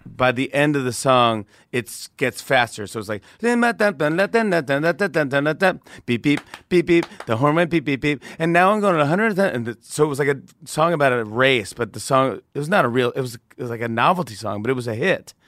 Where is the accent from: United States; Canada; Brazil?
United States; Saugerties, New York; I grew up in Saga Days, New York, which is upstate by Kingston, Poughkeepsie, Woodstock